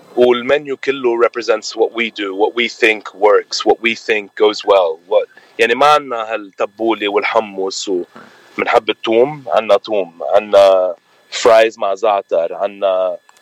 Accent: Lebanon; moved away as an adult; also born or lived in Australia / San Francisco, United States; now in Orange County, United States; انا خلقان باستراليا بس آه ربيت بلبنان اصلي من مشري

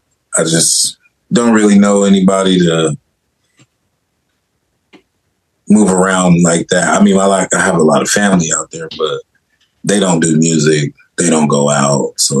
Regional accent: Denver, Colorado, United States; moved away; also born or lived in Omaha, Nebraska; Yeah, I'm from Omaha, Nebraska. I grew up in Denver, Colorado.

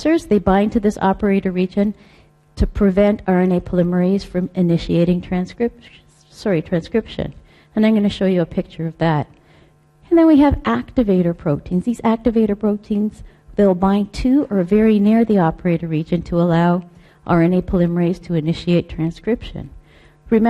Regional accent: Canada; I'm Canadian

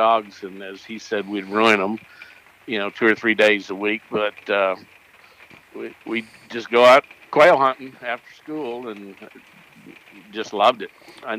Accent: northern Alabama, United States; moved away; I was born and raised in northern Alabama.

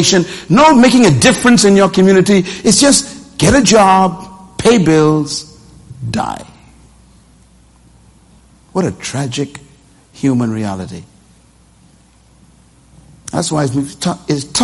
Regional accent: Nassau, New Providence, Bahamas; I was born in Bain Town in a wooden house in this island.

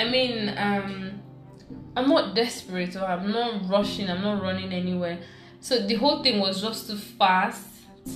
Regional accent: Abia, Nigeria; I'm from Abia State.

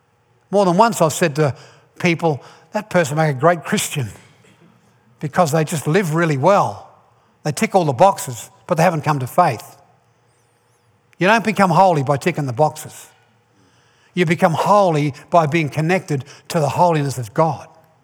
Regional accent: Ireland; I'm Irish. I was born in Ireland.

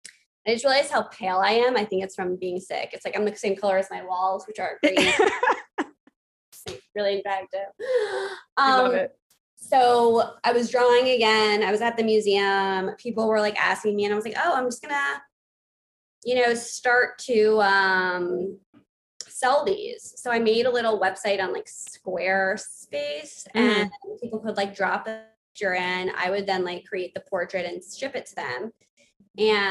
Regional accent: New York City, New York, United States; I grew up on the Upper East Side, Manhattan

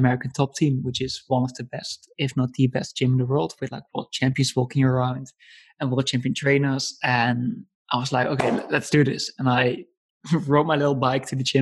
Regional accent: Netherlands; moved away as an adult; also born or lived in Italy / Budapest; I come from the Netherlands

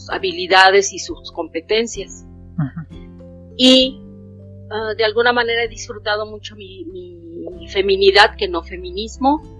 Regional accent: Mexico; básicamente me considero una mexicana, consciente de sus derechos

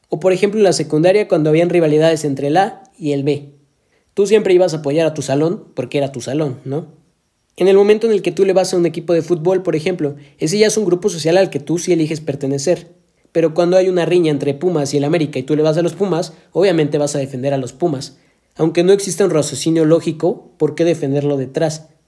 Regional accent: Mexico; cómo es que parece que nosotros como mexicanos tenemos la obligación de priorizar el apoyo a los movimientos que se dan aquí en nuestro país antes de apoyar a cualquier otro movimiento

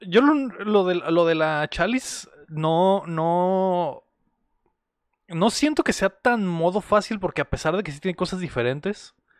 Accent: Mexico; nosotros como mexicanos

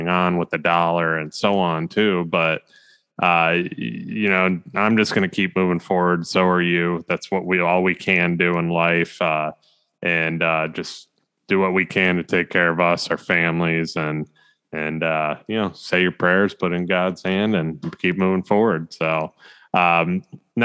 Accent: United States; as an American

